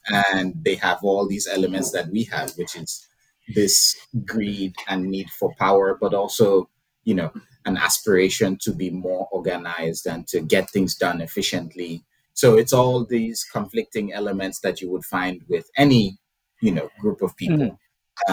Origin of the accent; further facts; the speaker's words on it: Nigeria; growing up in Nigeria, you, there was a lot of like Christian um, influenced messaging